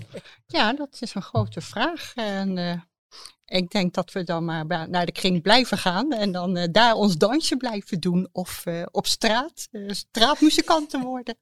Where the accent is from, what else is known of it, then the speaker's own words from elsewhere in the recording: The Hague, South Holland, Netherlands; moved away; ik kom zelf uit Den Haag